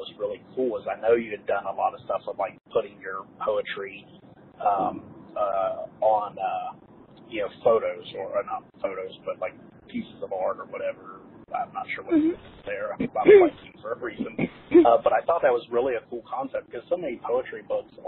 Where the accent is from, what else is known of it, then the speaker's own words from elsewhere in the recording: Ohio, United States; moved away; I'm from Ohio originally, I've never actually been to Cincinnati